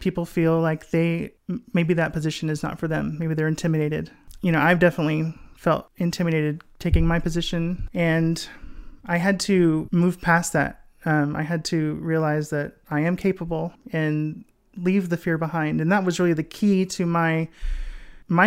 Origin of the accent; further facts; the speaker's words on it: Texas, United States; I'm from Texas